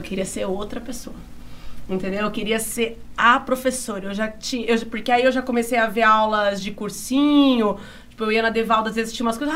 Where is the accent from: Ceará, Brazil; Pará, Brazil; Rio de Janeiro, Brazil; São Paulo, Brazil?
São Paulo, Brazil; Bariri; now in Araraquara, Brazil; a minha infância aqui em Bariri eu, eu, digo assim, que na verdade todo o meu processo de formação enquanto pessoa se deu na escola.